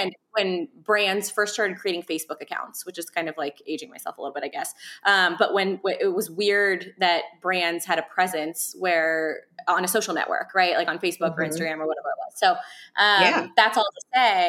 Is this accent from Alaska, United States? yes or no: no; Euless, Texas, United States; I was from a town called Euless, Texas, where, you know, it's lower socioeconomic households. We, for lack of better words, we grew up kind of poor